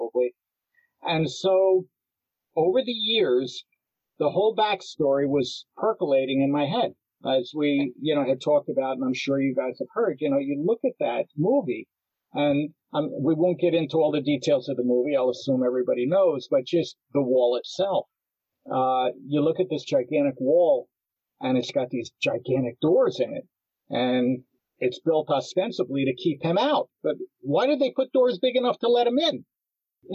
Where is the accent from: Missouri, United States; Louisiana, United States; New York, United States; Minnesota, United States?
New York, United States; New York City; I was born in Hell's Kitchen in Manhattan at West 43rd between 9th and 10th